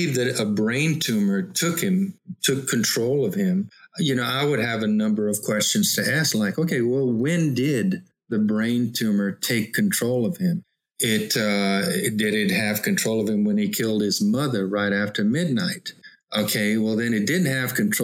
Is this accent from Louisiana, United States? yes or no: yes; Louisiana, United States; I'm a Cajun from Louisiana.